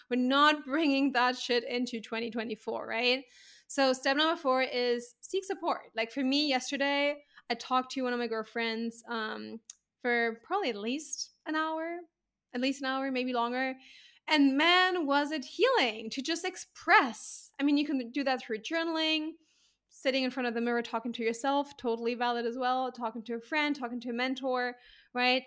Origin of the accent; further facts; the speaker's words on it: Germany; moved away as an adult; also born or lived in Spain / Santorini; now in Bali, Indonesia; I'm owning it as my home country.